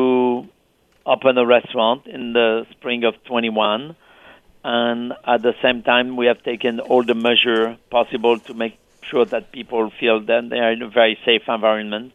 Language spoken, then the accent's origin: English; France; now in New York City, United States; Back to France in my small village?